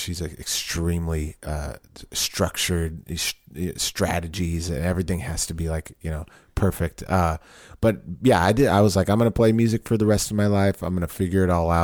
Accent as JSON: {"language": "English", "region": "Southern California", "country": "United States", "tie": "born or raised there", "also_born_or_lived": "Long Beach, California / Riverside, California / Temple, Texas", "moved": "as an adult", "lives_now": "Austin, United States", "said": "I grew up in Southern California. Born in Long Beach, California. Moved to Riverside, California"}